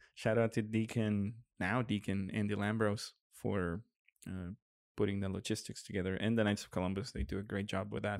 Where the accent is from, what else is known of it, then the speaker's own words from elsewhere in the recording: Monterrey, Nuevo León, Mexico; in Monterrey as well, in my hometown